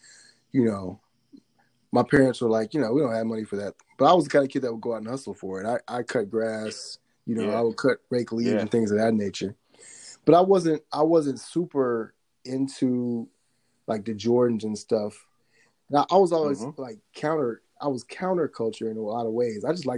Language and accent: English; Mississippi, United States; also born or lived in Alabama / Tennessee; So I grew up in Mississippi and Alabama, a little bit of time in Tennessee.